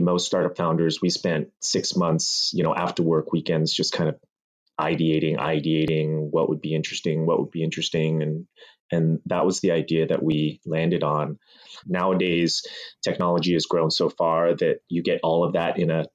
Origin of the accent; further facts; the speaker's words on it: Mountain View, California, United States; also born or lived in Taiwan; we moved to a small town back then called Mountain View